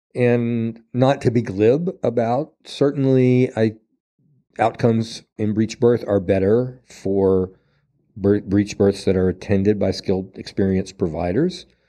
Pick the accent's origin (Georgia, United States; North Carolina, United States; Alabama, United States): North Carolina, United States; Asheville; my hometown, to Asheville